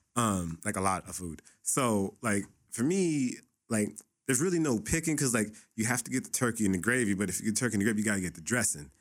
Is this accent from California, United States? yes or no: yes; Los Angeles, California, United States; I grew up in the Boys and Girls Club me in Pacoima